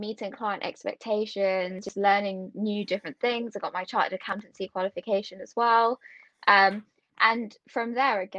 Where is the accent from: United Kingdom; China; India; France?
United Kingdom; also born or lived in Warwickshire; Born and bred in the UK